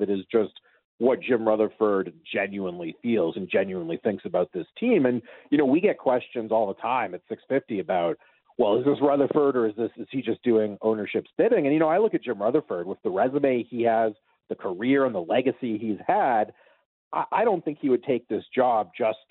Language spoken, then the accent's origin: English; North Vancouver, British Columbia, Canada; my hometown of North Vancouver